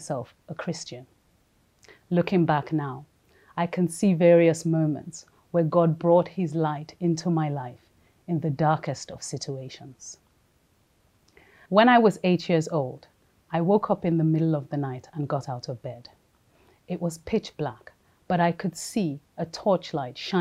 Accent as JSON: {"language": "English", "country": "Nigeria", "tie": "born or raised there", "also_born_or_lived": "London", "moved": "as an adult", "said": "I was born in London to a Nigerian dad and a Jamaican mom. When I was 4, we moved to Nigeria, and this is where I lived till after university."}